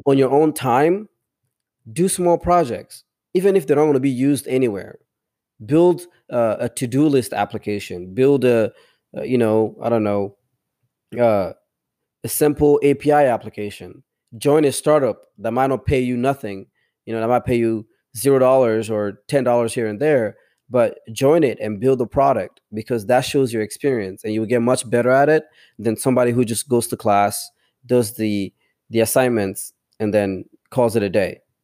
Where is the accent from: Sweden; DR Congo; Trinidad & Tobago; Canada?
DR Congo; first language tribal languages; English is a second language; now in United States; I grew up in the village